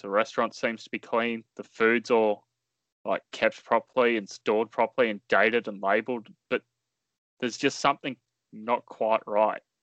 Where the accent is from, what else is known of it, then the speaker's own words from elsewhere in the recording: Australia; as an Australian